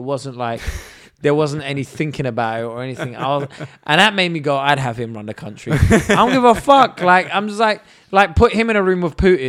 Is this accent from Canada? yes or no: no; England, United Kingdom; but I'm British and I very much see myself as British and English.